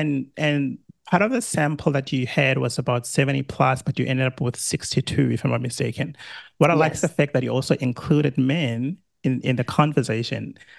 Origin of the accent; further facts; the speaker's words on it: South Africa; now in Australia; I'm South African, living in Australia.